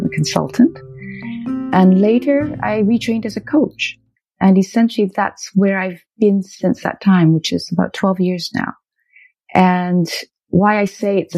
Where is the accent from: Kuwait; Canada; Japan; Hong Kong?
Canada; I'm Canadian of Chinese ancestry